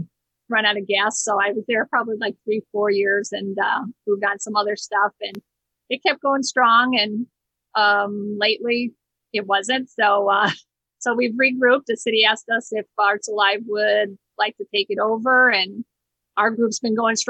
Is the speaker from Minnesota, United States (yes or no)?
no; Hammond, Indiana, United States; also born or lived in Chicago / Whiting, Indiana; I grew up in North Hammond, went to school at Clark.